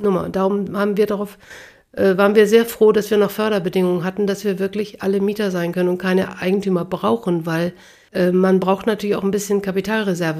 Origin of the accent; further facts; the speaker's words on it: Bremen, Germany; now in Hamburg, Germany; Beginen in Bremen so eine Straße Straße hatten, wo ich aufgewachsen bin